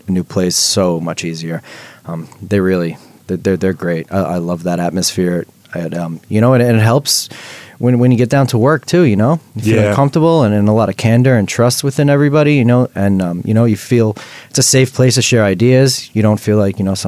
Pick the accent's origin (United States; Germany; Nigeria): United States; Long Island, New York; moved away as an adult; also born or lived in Brooklyn, New York; now in New Zealand; I grew up in Long Island. So it's about 45, 50 minutes outside the city